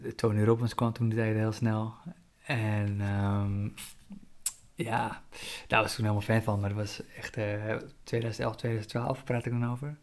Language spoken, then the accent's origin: Dutch; Zaanstreek, North Holland, Netherlands; moved away as an adult; also born or lived in Colombia (ancestry); now in Amsterdam, Netherlands; toen ik opgroeide in de Zaanstreek